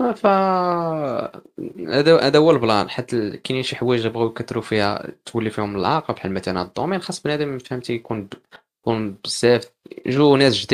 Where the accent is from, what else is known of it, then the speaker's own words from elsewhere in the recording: Morocco; احنا كمغاربه